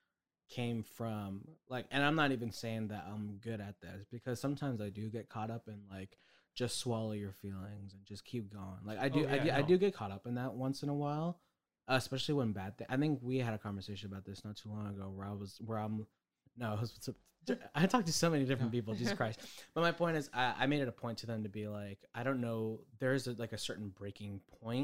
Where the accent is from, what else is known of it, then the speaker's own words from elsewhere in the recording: Bay Area, California, United States; I come from the Bay Area